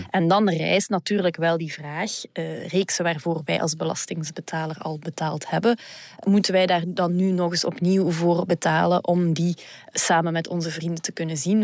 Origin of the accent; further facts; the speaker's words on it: Flanders, Belgium; bij ons in Vlaanderen